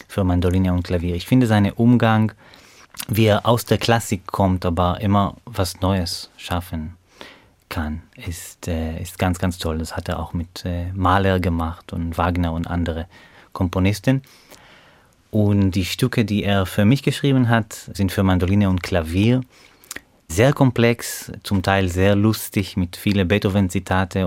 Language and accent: German; Beersheba, Southern District, Israel; German is a second language; moved away as an adult; now in Hannover, Germany; ich komme aus der Stadt Beersheba im Süden von Israel